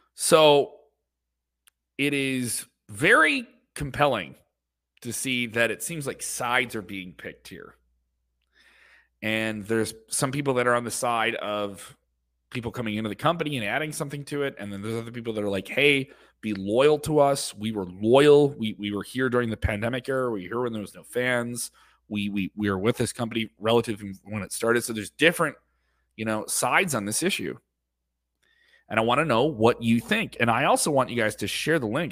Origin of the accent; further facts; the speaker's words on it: Illinois, United States; in Illinois, my home state